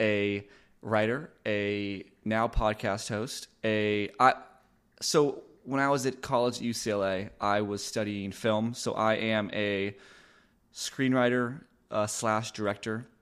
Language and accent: English; Los Angeles, California, United States; moved away as an adult; now in Austin, United States; I am originally from Los Angeles, California. That's where I was born and raised